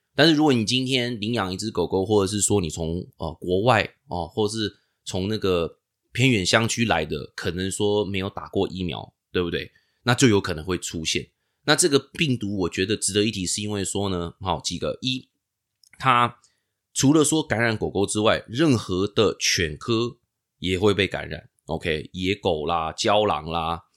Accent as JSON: {"language": "Chinese", "country": "Taiwan", "tie": "born or raised there", "moved": "as an adult", "lives_now": "United States", "said": "我以前在台湾长大"}